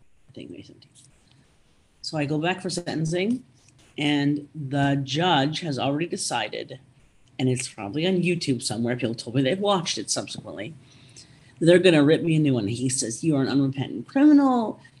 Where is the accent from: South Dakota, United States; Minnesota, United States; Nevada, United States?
Minnesota, United States; I said, oh, I'm from Minnesota.